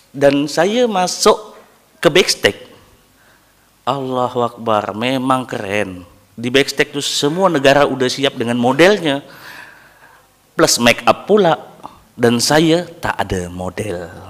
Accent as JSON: {"language": "Indonesian", "country": "Indonesia", "said": "saya dari Indon saya nak ikut barber battle Asia"}